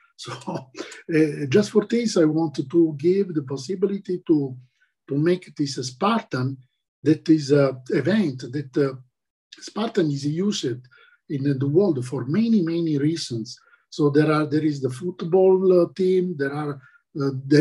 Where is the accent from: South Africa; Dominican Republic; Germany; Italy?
Italy; Taranto, Apulia; English is a second language; now in Spain; my native country in Italy, in the south, Taranto